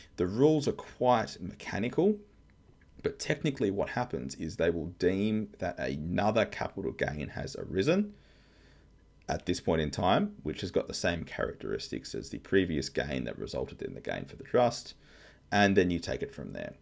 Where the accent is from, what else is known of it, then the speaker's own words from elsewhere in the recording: Australia; I'm an Aussie tax lawyer